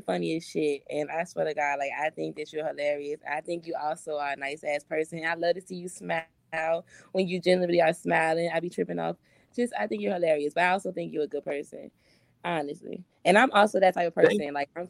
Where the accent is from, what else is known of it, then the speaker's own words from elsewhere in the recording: Richmond, Virginia, United States; I'm from Richmond, so I did. I just fuck with your vibes. I'm from Virginia